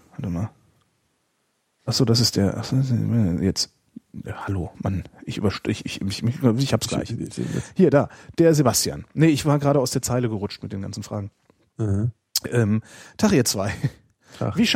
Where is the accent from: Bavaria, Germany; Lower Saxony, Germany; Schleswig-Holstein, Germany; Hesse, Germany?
Hesse, Germany; Frankfurt; Ich komme aus Frankfurt